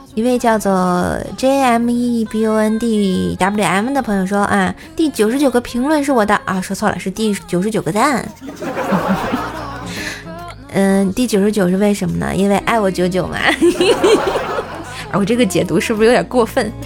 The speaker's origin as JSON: {"language": "Chinese", "region": "Tianjin", "country": "China", "tie": "born or raised there", "said": "姐姐我也是天津的呀"}